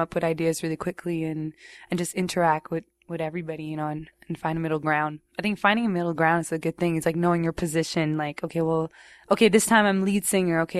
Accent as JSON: {"language": "English", "town": "Montreal", "region": "Quebec", "country": "Canada", "tie": "born or raised there", "said": "I grew up in Roxborough, which is the west side of the island, because Montreal is an island. So it's the west side, very English kind of neighborhood"}